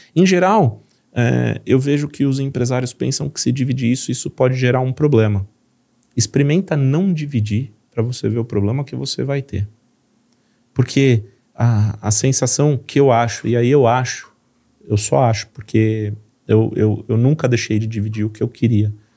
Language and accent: Portuguese; São Paulo, Brazil; accent: paulista; fui criado em São Paulo, então eu tenho todo o jeitão de São Paulo de falar